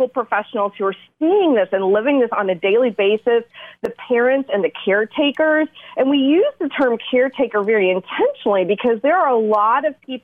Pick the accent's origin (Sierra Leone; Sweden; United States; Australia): United States; Asheville, North Carolina; moved away as an adult; now in Raleigh, United States; I grew up in Western North Carolina, just outside of Asheville, but I've spent my adult years down in Raleigh.